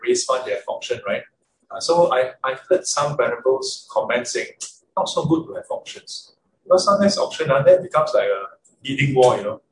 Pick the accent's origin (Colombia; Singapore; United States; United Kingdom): Singapore; I'm Singaporean.